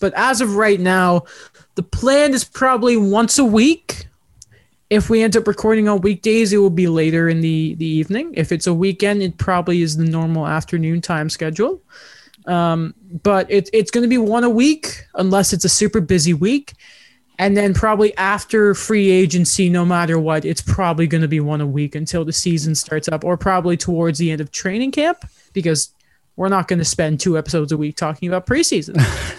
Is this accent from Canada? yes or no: yes; Canada; This is one of those times of the year where I'm like, no, I'm not British, I'm Canadian.